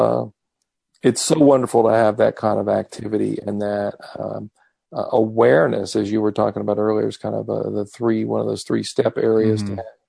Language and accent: English; Texas, United States; I am from Texas